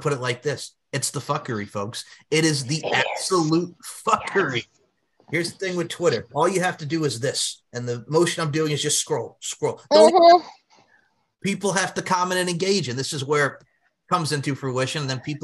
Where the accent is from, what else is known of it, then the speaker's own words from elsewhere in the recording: New York, United States; as a New Yorker, and all right, I'm putting my New Yorker out there with Long Island